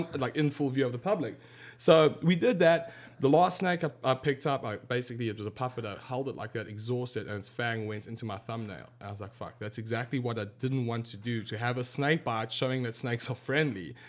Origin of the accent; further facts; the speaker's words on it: South Africa; I grew up in South Africa